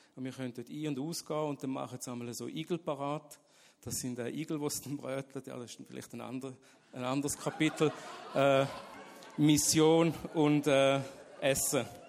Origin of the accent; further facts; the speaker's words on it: Switzerland; Ich bin in der Schweiz aufgewachsen, und habe das Evangelium nie gehört